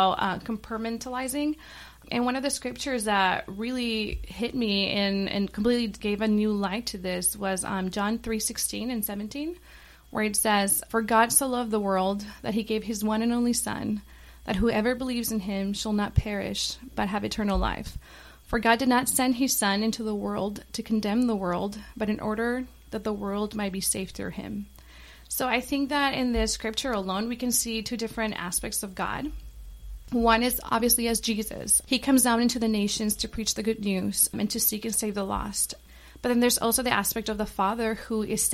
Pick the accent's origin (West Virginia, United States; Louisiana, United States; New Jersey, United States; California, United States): California, United States; Bay Area; moved away; also born or lived in Mexico; I grew up here in the Bay Area, but I lived in Mexico for 10 years, kind of over the country.